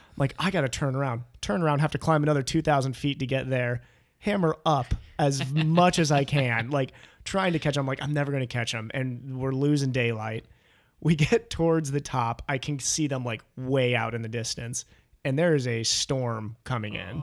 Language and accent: English; Ohio, United States; also born or lived in Canada; We grew up together in Ohio